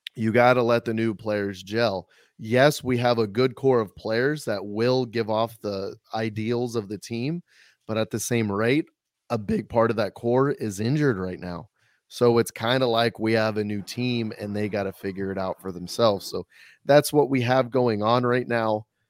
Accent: Missouri, United States; now in San Antonio, United States; I grew up in Missouri listening to them

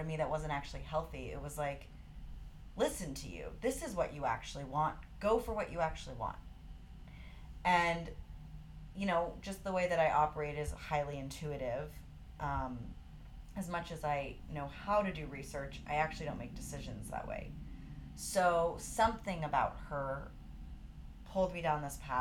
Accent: Santa Fe, New Mexico, United States; also born or lived in Gloucester, Massachusetts; now in Colorado, United States; So I'm originally from Gloucester, Massachusetts, which is a little fishing town. The only thing I can reference for that is the perfect storm, but moved across the country when I was 6 years old to Santa Fe, New Mexico.

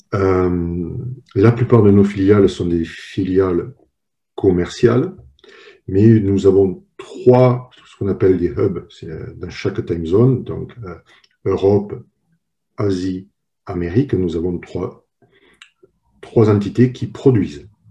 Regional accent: France; moved away as an adult; now in United States; je, suis le troisième et pour le moment unique personne française travaillant à Nicomatique

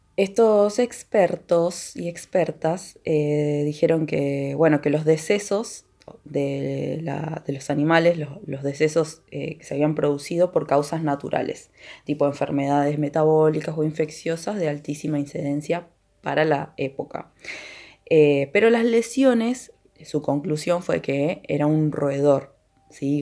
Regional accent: Villa El Chocón, Neuquén, Argentina; el lugar donde yo nací y viví durante toda mi vida, eh, que es Villa El Chocón

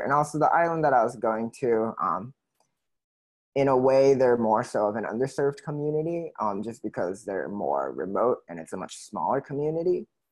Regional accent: Oahu, Hawaii, United States; And then growing up on Oahu

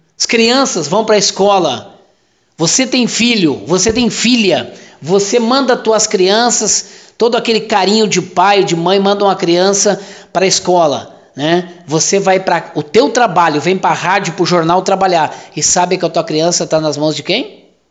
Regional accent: Santiago, Rio Grande do Sul, Brazil; Eu comecei em Santiago, minha terra natal, na fronteira

